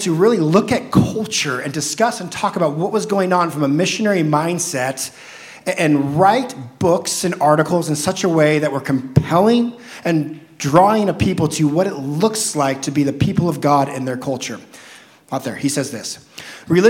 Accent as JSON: {"language": "English", "region": "Southern Oregon", "country": "United States", "tie": "born or raised there", "said": "I grew up in the Christian culture of Southern Oregon"}